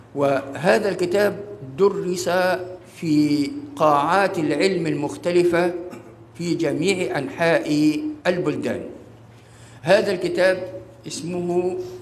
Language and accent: Arabic; Egypt; ليس كمصريين فقط